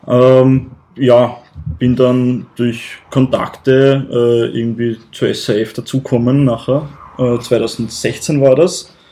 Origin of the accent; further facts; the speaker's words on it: Lower Austria, Austria; Ich komme aus Niederösterreich.